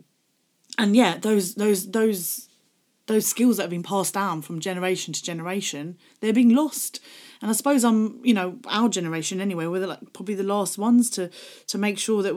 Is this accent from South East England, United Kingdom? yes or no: yes; Gravesend, South East England, United Kingdom; I grew up in Gravesend in Kent